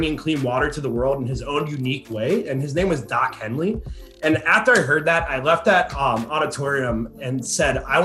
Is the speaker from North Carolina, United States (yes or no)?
yes; Boone, North Carolina, United States; now in Houston, United States; my hometown, Boone, North Carolina